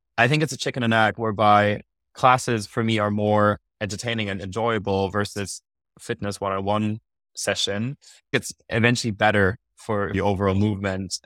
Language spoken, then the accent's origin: English; Munich, Bavaria, Germany; first language German; English is a second language; moved away as an adult; also born or lived in London; I moved also from Munich to London to study management for three years